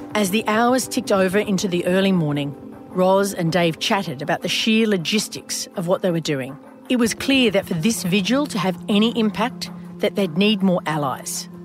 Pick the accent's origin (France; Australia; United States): Australia; in my home country